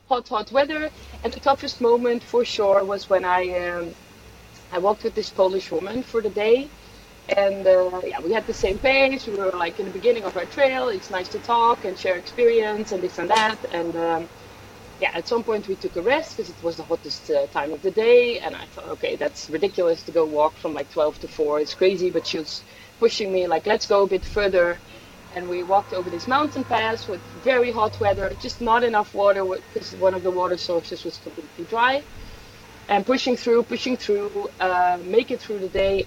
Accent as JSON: {"language": "English", "country": "Netherlands", "tie": "born or raised there", "also_born_or_lived": "Swedish Lapland / San Sebastián / Switzerland", "moved": "as an adult", "said": "I am from the Netherlands, so that's where I spent the first uh, yeah 10, 20, 25 years."}